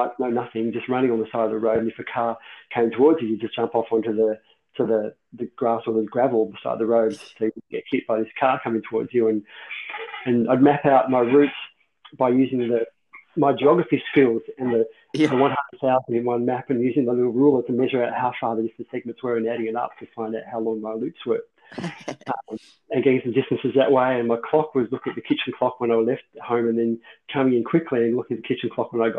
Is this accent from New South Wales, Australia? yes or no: no; Ballarat, Victoria, Australia; I was from Ballarat, Moners was kind of my hometown favourite guy.